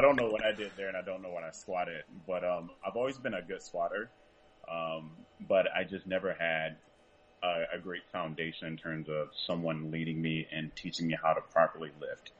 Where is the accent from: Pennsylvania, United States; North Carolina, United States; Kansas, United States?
North Carolina, United States; Franklinton; I'm from Franklinton, North Carolina